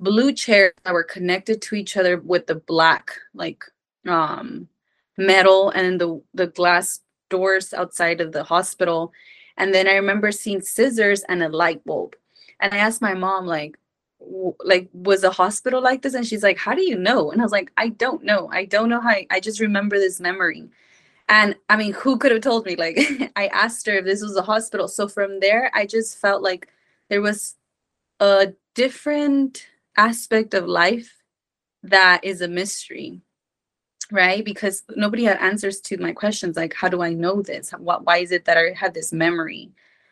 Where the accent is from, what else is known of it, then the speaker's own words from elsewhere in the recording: Mexico; I was born and raised in Mexico.